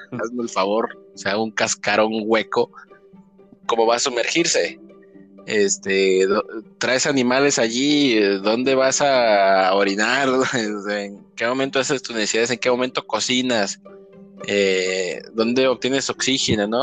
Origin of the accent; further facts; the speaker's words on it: Mexico; como mexicanos